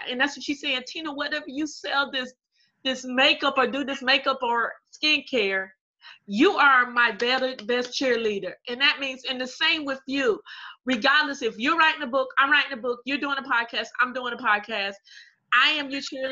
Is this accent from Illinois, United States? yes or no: no; Robeson County, North Carolina, United States; A lot of great people have come from Robinson County, including you and I.